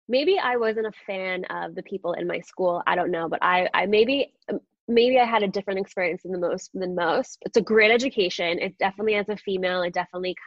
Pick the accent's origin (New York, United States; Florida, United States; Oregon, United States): New York, United States; Long Island; born or raised there; also born or lived in Astoria, Queens, New York